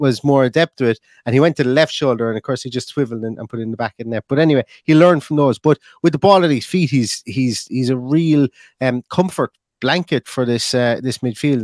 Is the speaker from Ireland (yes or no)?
yes; Ireland; I'm an Irishman